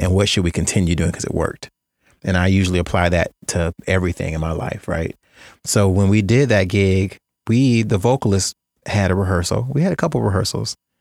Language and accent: English; Jacksonville, Florida, United States; growing up in Jacksonville